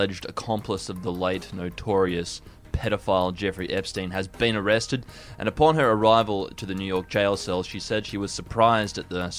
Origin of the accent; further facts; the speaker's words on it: Hong Kong; I know that when I was growing up in Hong Kong, we referred to them as potato pucks.